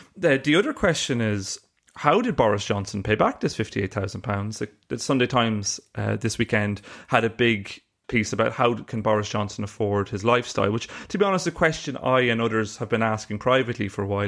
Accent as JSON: {"language": "English", "country": "Ireland", "accent": "Irish", "said": "you can tell from my accent I'm Irish"}